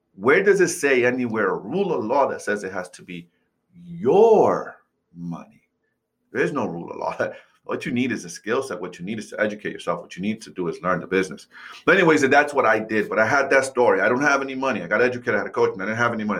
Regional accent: New York City, New York, United States; moved away; I grew up, I was born and raised in New York City

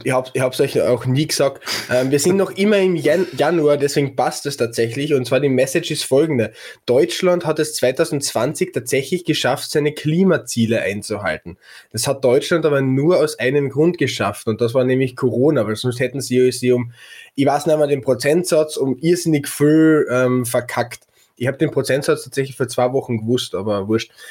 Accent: Carinthia, Austria; Bei uns in Kärnten

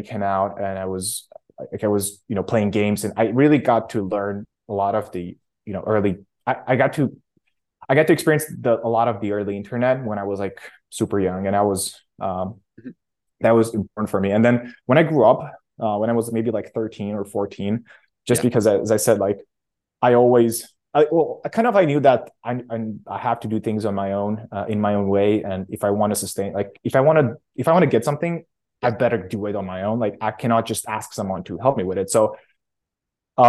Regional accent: Oradea, Bihor County, Romania; I grew up in Romania in a small city called Oradea. It's in on the western part of Romania

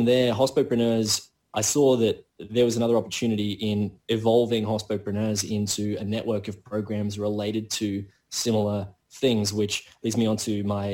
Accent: Brisbane, Queensland, Australia; now in Melbourne, Australia; I had to leave Melbourne to come up to Brisbane, and now I am in my hometown

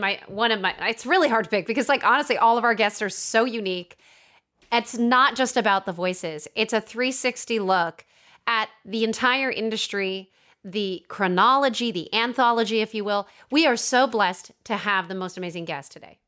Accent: East Coast, United States; We're both from the East Coast

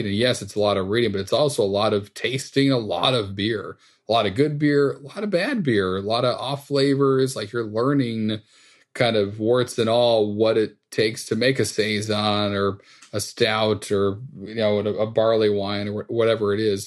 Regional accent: Northeast, United States; growing up in the Northeast

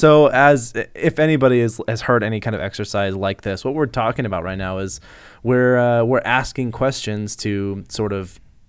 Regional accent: Lincoln, Nebraska, United States; That's where I was born.

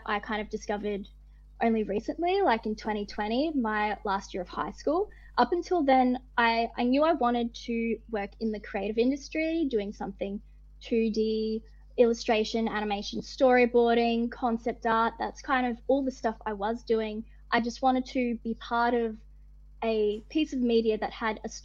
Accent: Northern Territory, Australia; moved away; I grew up in the Northern Territory

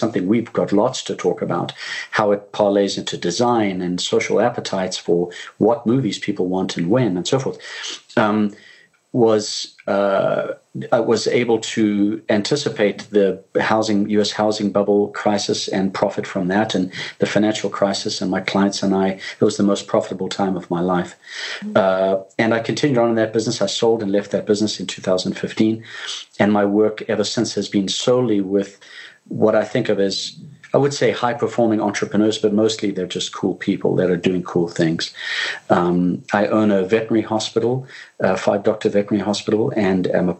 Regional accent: Zimbabwe; I'm originally from Zimbabwe in Africa. When I was born, it was the country of Rhodesia.

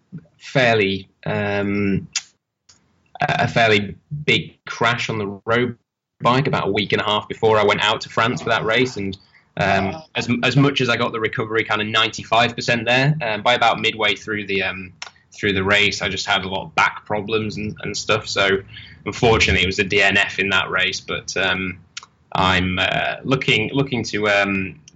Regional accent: Holmfirth, Yorkshire and the Humber, United Kingdom; also born or lived in Leeds/Bradford border; I'm from Yorkshire, in England. I was born and kind of raised around Homeforth, which is where they film Last of the Summer Wine

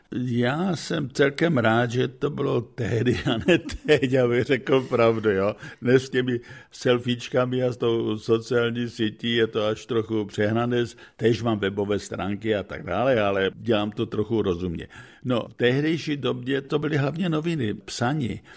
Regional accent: Czechia; moved away as an adult; also born or lived in Bohumín, Czech Republic; now in United States; jako Čech jsem obdržel vyznamenání od amerického prezidenta

